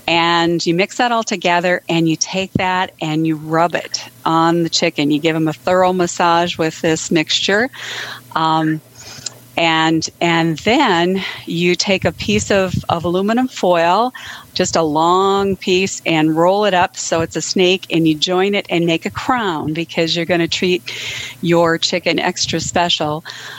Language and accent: English; Edgeley, North Dakota, United States; Good evening. This is … I'm from Edgeley, North Dakota.